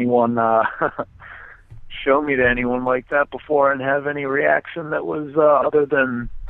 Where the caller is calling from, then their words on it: Rockville, Maryland, United States; I'm in Rockville, Maryland right now.